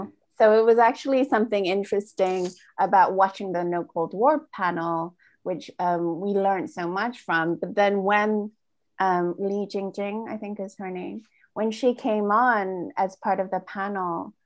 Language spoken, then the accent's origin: English; Malaysia; also born or lived in United Kingdom; we're both Malaysian Chinese British